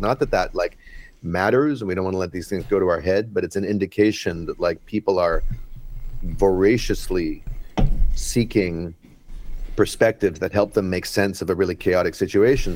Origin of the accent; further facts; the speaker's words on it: Vancouver, British Columbia, Canada; I'm from Vancouver, Canada